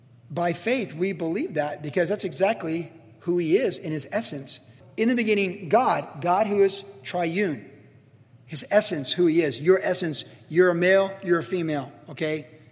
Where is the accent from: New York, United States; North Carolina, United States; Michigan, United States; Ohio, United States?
Ohio, United States; Cleveland; born there; But I am blonde. I was born in Cleveland, Ohio in 1961.